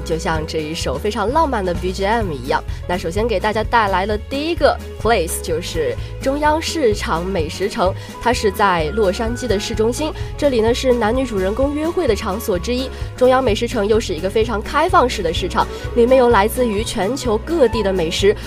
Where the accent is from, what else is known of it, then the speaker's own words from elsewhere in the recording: China; 毕竟我们是中国人